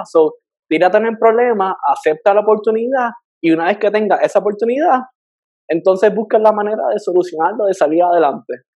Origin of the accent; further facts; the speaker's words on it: Puerto Rico; moved away as an adult; now in Miami, United States; yo salí de Puerto Rico